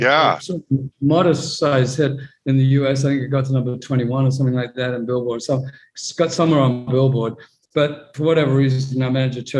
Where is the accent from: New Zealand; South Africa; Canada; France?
New Zealand; also born or lived in London / Los Angeles / Maryland / Europe; now in New York, United States; born in London, grew up in New Zealand. I'm in New York now.